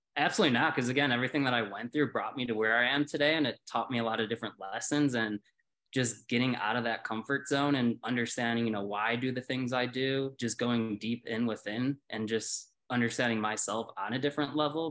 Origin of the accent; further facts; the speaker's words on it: Chicago, Illinois, United States; moved away as an adult; now in Colorado, United States; I was born and raised in Chicago.